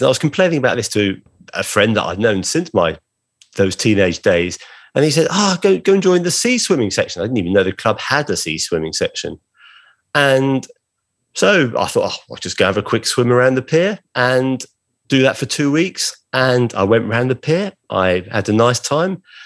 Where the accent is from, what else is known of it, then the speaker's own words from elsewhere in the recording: Brighton, South East England, United Kingdom; my hometown of Brighton on the south coast of England